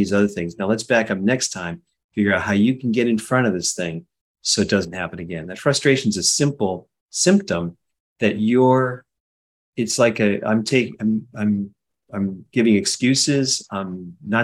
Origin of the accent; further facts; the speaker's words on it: Cleveland, Ohio, United States; also born or lived in Winnipeg, Canada; I grew up in Cleveland, Ohio